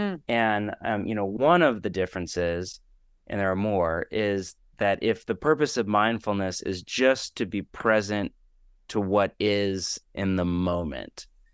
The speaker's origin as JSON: {"language": "English", "region": "West Coast", "country": "United States", "tie": "born or raised there", "also_born_or_lived": "Portland", "lives_now": "Los Angeles, United States", "said": "Again, I'm born and raised in the West Coast, which is its own echo chamber. The people I interact with in Portland and now LA, those fears are almost non-existent."}